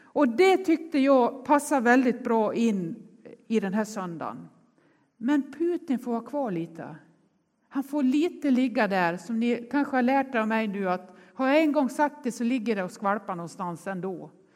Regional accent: Nås, Dalarna County, Sweden; now in Gothenburg, Sweden; jag är uppvuxen i Nås i Västerdalarna

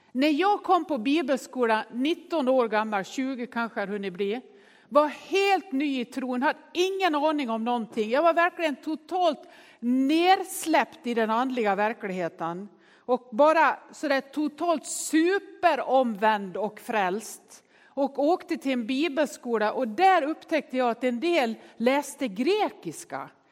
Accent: Nås, Dalarna County, Sweden; Jag är ju uppväxt i Nås i Västerdalarna

